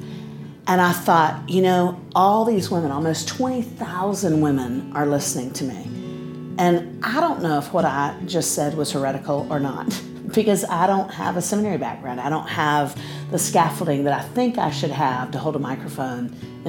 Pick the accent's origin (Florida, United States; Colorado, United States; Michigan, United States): Florida, United States; Central; I grew up in Central Florida